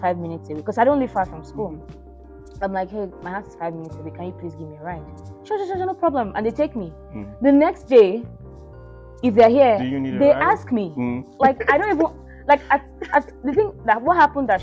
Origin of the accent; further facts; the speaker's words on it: Lagos, Nigeria; moved away as an adult; now in United States; I came in from Lagos because I grew up in Lagos, and I came into this place